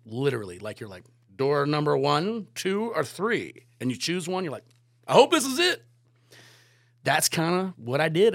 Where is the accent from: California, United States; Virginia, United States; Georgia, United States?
Virginia, United States; Virginia Beach; moved away as an adult; also born or lived in Killington, Vermont; growing up in Virginia Beach